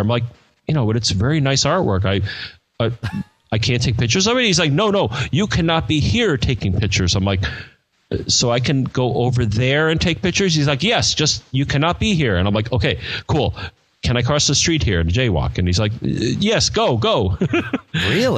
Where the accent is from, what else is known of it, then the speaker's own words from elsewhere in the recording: United States; I'm an American.